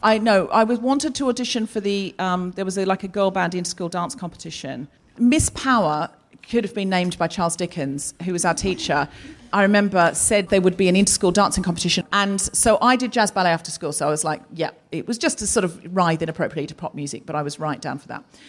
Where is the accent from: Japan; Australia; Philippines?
Australia; I am also Australian